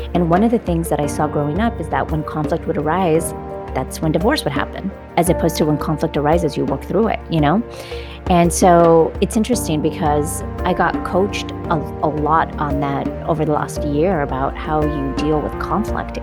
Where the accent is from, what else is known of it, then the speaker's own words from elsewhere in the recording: California, United States; I'm a Californian